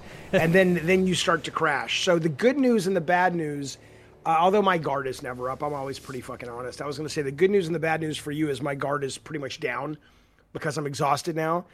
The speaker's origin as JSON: {"language": "English", "region": "Alabama", "country": "United States", "tie": "born or raised there", "also_born_or_lived": "Santa Monica", "moved": "yes", "said": "I grew up in Alabama"}